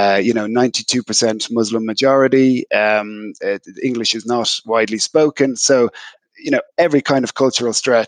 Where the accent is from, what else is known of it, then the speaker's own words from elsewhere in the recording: Ireland; moved away as an adult; I spent the first part of my career building out my functional depth in Ireland and in Europe